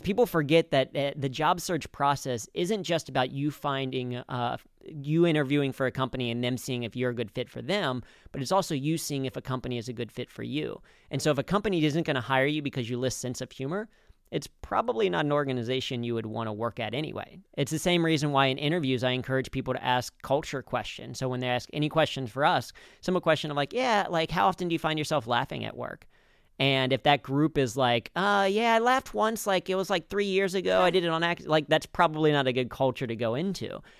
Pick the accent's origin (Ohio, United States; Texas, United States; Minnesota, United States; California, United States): Ohio, United States; Cincinnati; I grew up in Cincinnati